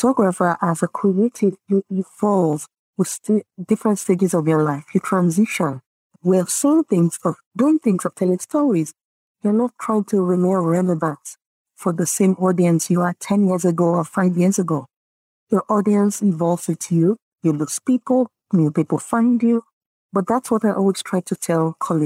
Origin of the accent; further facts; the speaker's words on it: Nigeria; first language Yoruba; English is a second language; I come from the Yoruba tribe, right, in Nigeria. We're very community, open, giving, sharing mentality